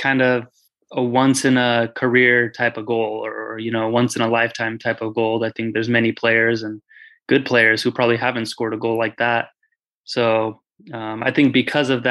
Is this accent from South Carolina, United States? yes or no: no; Fresno, California, United States; I grew up playing in Fresno, obviously, when I was a kid